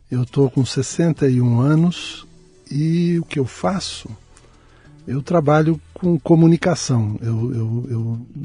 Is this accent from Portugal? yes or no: no; São Paulo, Brazil; Eu nasci em São Paulo mesmo.